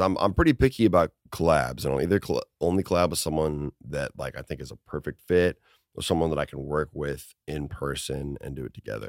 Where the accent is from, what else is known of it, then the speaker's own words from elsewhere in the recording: Minnesota, United States; I played hockey as a kid 'cause I'm from Minnesota